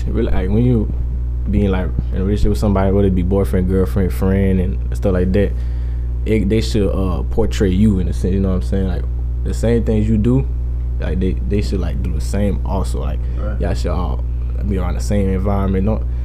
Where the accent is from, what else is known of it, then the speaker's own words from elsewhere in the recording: Boulder City, Nevada, United States; I'm from Boulder City. Like, I mean, everybody got that hood.